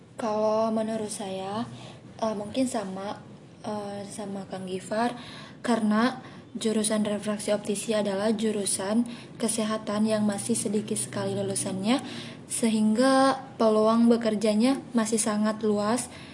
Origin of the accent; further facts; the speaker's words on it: Kalianda, Lampung, Indonesia; asal saya dari Lampung saya dari Lampung Selatan saya tinggal di uh, kota Kalianda